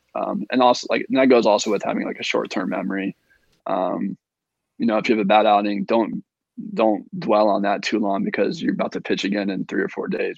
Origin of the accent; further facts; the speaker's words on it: Indiana, United States; I grew up in Indiana, but I'm right on the I'm right on the Indiana Ohio border